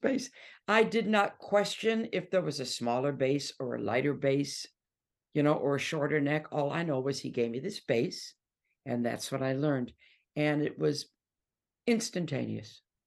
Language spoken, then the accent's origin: English; Detroit, Michigan, United States; moved away as an adult; now in England; I'm from Detroit